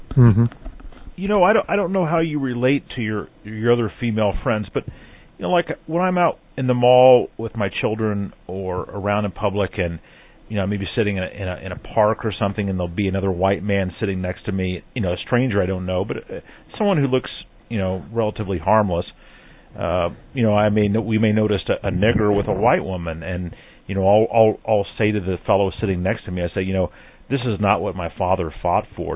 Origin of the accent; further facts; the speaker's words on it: Midwest, United States; I grew up here in the Midwest